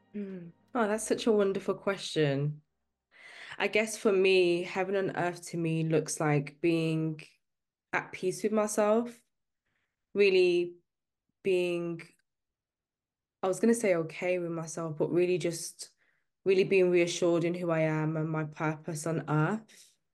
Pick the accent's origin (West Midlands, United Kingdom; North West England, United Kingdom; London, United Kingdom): West Midlands, United Kingdom; Birmingham; I'm from the U K, uh, I'm, I'm from Birmingham specifically. I grew up in a working class background